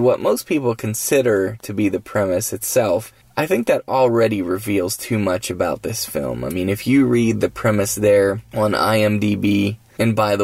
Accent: West Virginia, United States; I'm in my home state of West Virginia

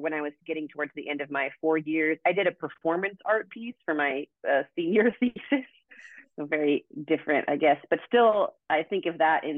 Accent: Oregon, United States; also born or lived in Santa Barbara, California; now in Orange County, United States; I'm from Oregon originally

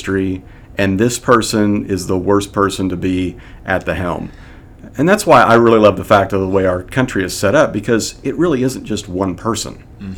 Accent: Kansas, United States; I grew up in the Midwest, and it's typically a red state in Kansas, and grew up in a home that held to those beliefs and ideologies.

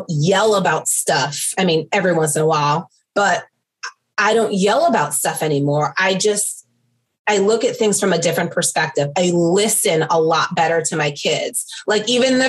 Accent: New York, United States; I'm Italian. I'm from New York.

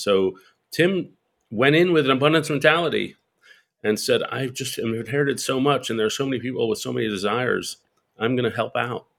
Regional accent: New York City, New York, United States; I'm a New Yorker. I grew up in Greenwich Village in New York, and spent my, most of my life in New York

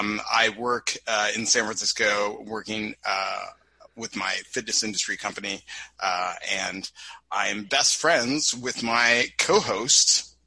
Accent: Toronto, Ontario, Canada; I encompass a lot of different ethnicities inside my history. I was born and raised in Toronto, Canada

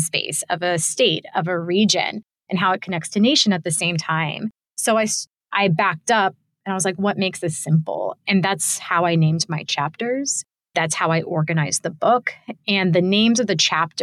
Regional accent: Tampa, Florida, United States; identified as Cuban American and from Tampa

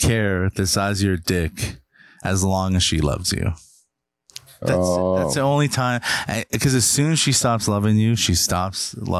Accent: Hamilton, Ontario, Canada; I'm a comedian from fucking Hamilton

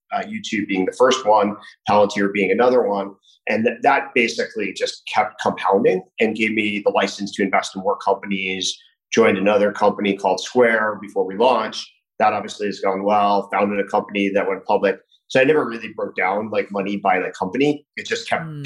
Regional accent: New Jersey, United States; moved away as an adult; also born or lived in California / Washington, District of Columbia, United States / New York; now in Miami, United States; I grew up in New Jersey

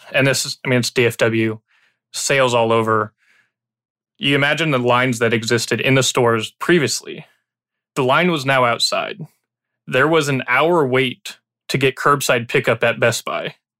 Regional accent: Illinois, United States; now in Texas, United States; I grew up in Illinois

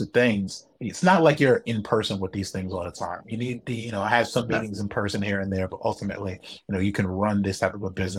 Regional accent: United States; moved away as an adult; being an American

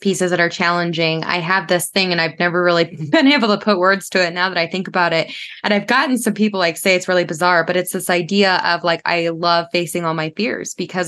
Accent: Florida, United States; I grew up in Florida, like I was raised in Florida.

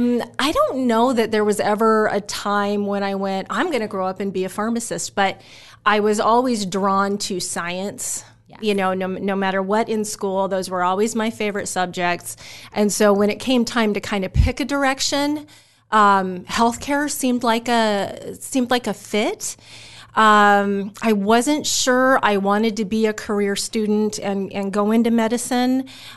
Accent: Omaha, Nebraska, United States; also born or lived in Utah / Oregon; So I'm an Omaha kid. I was born in Utah, lived in Oregon for a little while, but by the time I hit the kindergarten years, I was here in Omaha. So I grew up in Millard.

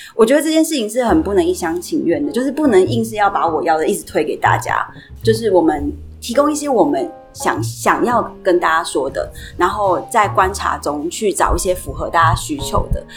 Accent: Sanchong, New Taipei, Taiwan; 还是选择在三重，因为它是我长大的地方

